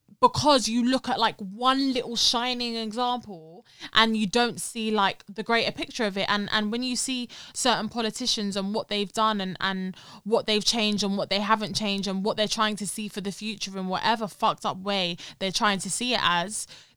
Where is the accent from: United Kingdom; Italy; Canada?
United Kingdom; London; we were born and raised in London